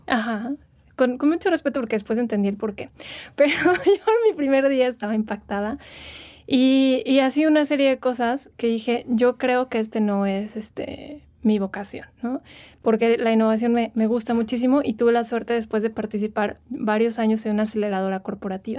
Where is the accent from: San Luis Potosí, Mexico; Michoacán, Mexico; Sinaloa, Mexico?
Michoacán, Mexico; Morelia; moved away as an adult; now in Mexico City, Mexico; yo soy de Morelia, llevo unos años viviendo en Ciudad de México, pero soy originaria de ahí.